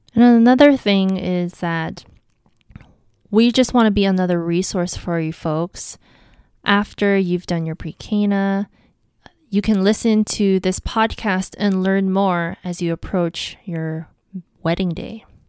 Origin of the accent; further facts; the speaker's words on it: Honolulu, Hawaii, United States; I'm from Hawaii, Honolulu, to be exact.